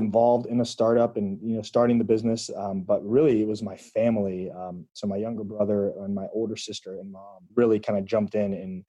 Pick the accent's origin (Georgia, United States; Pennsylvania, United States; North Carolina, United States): North Carolina, United States; Greensboro; also born or lived in Chicago / Indiana / Atlanta; I was born in Chicago, grew up in Greensboro, left to go to college in Indiana, then lived in Chicago for a little bit, and then Atlanta, and then ended up coming back here about 6 years ago now.